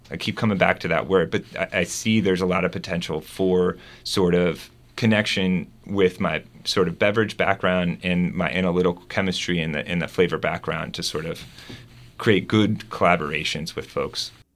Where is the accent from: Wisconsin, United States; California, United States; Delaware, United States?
Delaware, United States; also born or lived in West Coast / Germany; now in Arkansas, United States; I'm not from Arkansas. I grew up in Delaware.